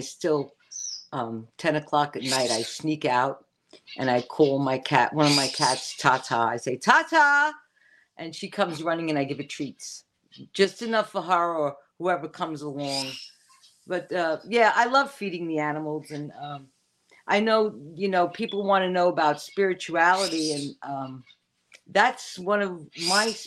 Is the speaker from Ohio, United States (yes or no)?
no; New York City, New York, United States; also born or lived in Forest Hills, Queens; growing up, where I grew up in the Bronx, I lived off the number 2 train